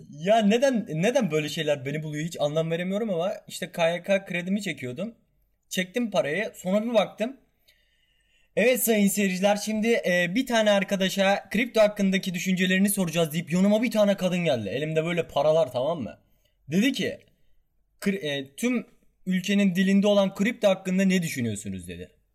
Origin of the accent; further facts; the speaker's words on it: Kahramanmaraş, Turkey; Ben Kahramanmaraşlıyım